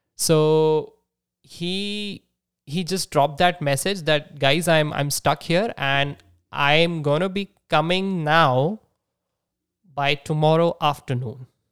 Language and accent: English; Nagpur, Maharashtra, India; moved away as an adult; also born or lived in San Jose, California; my hometown. That's that's Nagpur in Maharashtra